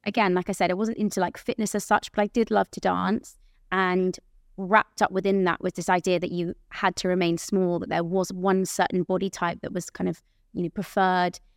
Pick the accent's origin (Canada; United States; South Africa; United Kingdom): United Kingdom; near Aylesbury, South East England; at the theatre in Aylesbury, I had my mum in the audience, 'cause that's, like, close to my, where, my hometown where I grew up